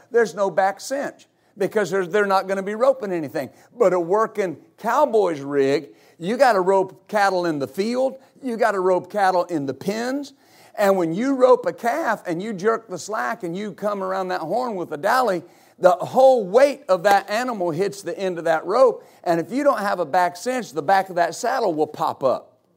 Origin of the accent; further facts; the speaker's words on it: West Texas, United States; I grew up in West Texas